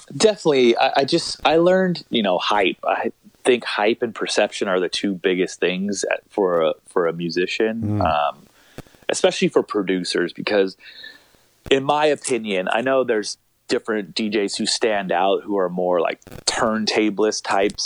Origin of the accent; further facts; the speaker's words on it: Long Beach, California, United States; also born or lived in La Jolla, California; I grew up in Long Beach, California